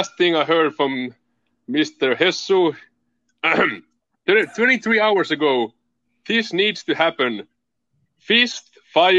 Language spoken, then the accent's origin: English; Finland; English is a second language; in Finland we do not celebrate Valentine's Day